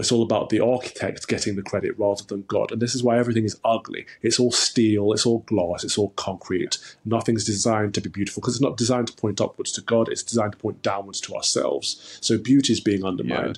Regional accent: Nottingham, East Midlands, United Kingdom; I grew up in the Midlands, in, um, Nottingham, Robin Hood country in, in Nottinghamshire

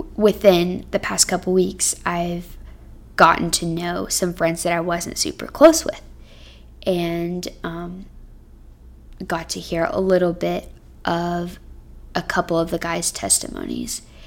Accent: Texas, United States; moved away as an adult; now in Cincinnati, United States; Texas, which is my home state

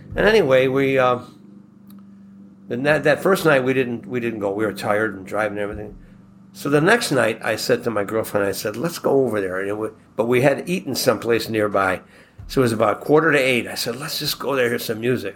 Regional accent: Buffalo, New York, United States; we're from Buffalo

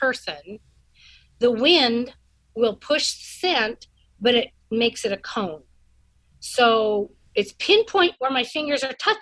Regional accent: Washington, United States; now in Utah, United States; I'm from Washington State

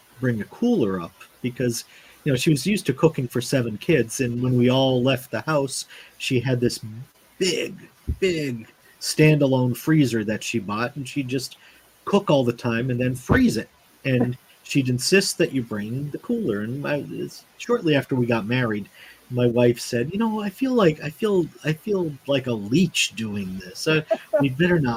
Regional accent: Pittston, Pennsylvania, United States; I grew up in the Scranton-Wilkes-Barre area, right between the two cities, actually, in a little coal town there, Pittston, Pennsylvania

